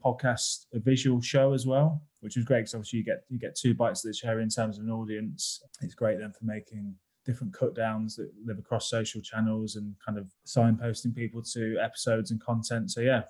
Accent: United Kingdom; I'm very British about that.

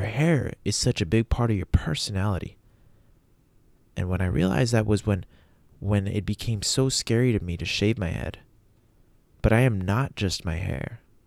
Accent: El Paso, Texas, United States; El Paso, Texas, which is where I always leave from, my hometown

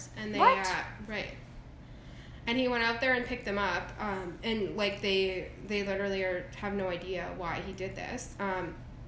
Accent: Airdrie, Alberta, Canada; I grew up in Airdrie as well

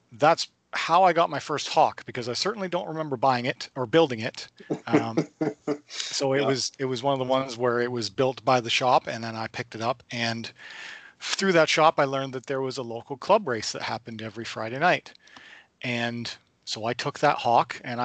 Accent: Lindsay, Ontario, Canada; I'm from Lindsay, Ontario area, the Kawartha Lakes area, not too far from Toronto

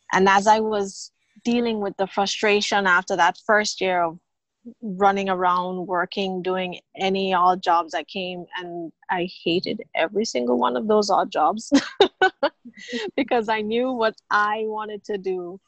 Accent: Jamaica; moved away as an adult; also born or lived in Fort Lauderdale, United States; now in Bahamas; born and raised in Jamaica

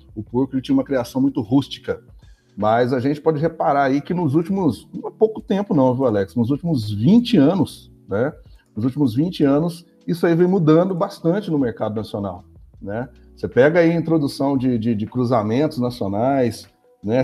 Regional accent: Machado, Minas Gerais, Brazil; sou muito mineiro, mineiro, machadense

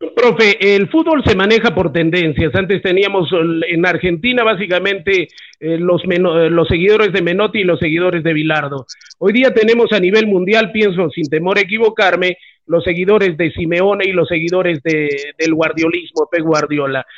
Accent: Arequipa, Peru; los arequipeños lo primero que hacemos es sentir, soy arequipeño

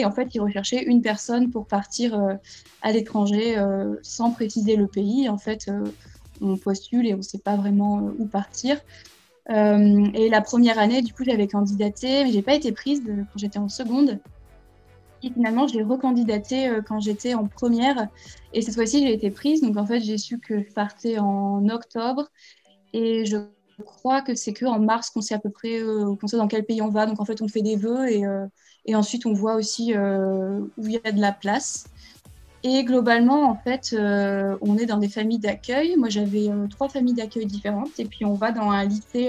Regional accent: Puy-de-Dôme, near Clermont-Ferrand, Auvergne-Rhône-Alpes, France; moved away as an adult; also born or lived in Finland / Montreal, Canada; now in Barcelona, Spain; je viens du Puy-de-Dôme, à côté de Clermont-Ferrand.

